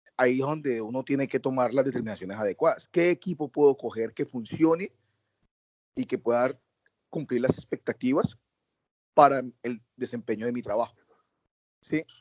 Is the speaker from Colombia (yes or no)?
yes; Colombia; Yo me siento orgulloso de llegar a un país y decir yo soy colombiano